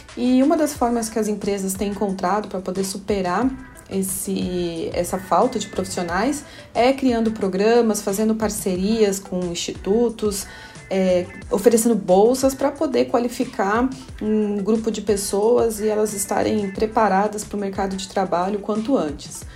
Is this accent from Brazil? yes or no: yes; Brazil